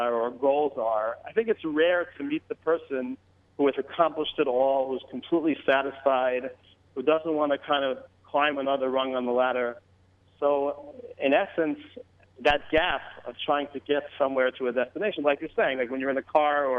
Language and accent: English; West Hempstead, New York, United States; I grew up in West Hempstead, New York, which is a beautiful community on Long Island